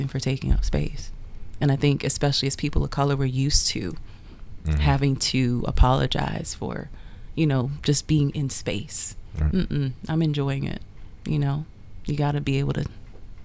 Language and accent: English; New York City, New York, United States; I grew up in Queens, New York in the 80s